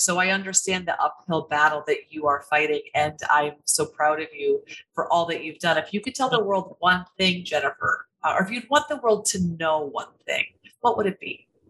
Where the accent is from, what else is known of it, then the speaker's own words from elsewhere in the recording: Iowa, United States; moved away; I'm from Iowa.